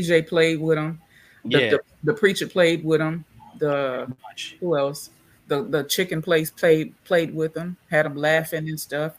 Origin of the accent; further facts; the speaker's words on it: Louisiana, United States; and I'm from Louisiana. So Louisiana is very spiritual.